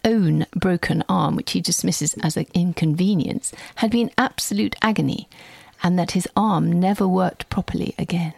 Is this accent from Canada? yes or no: no; Kenya; I was born in Kenya